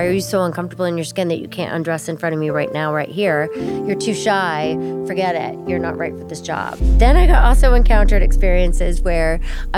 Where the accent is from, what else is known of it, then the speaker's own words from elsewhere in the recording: Alaska, United States; growing up in Alaska